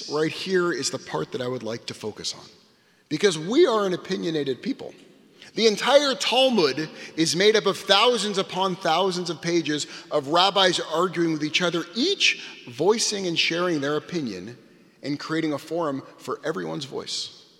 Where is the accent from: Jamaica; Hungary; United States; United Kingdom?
United States; I'm not an Israeli, I am an American.